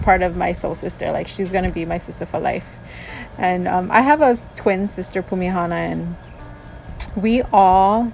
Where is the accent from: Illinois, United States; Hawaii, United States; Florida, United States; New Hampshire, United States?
Hawaii, United States; Molokai; also born or lived in Maui, Hawaii; I'm originally from Molokai, but moved to Maui when I was 12 with my ohana